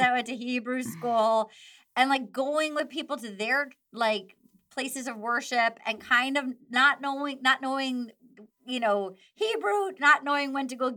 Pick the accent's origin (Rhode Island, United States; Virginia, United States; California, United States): Rhode Island, United States; Little Compton; moved away as an adult; also born or lived in New York / Chicago; now in Los Angeles, United States; I'm from Little Compton, Rhode Island.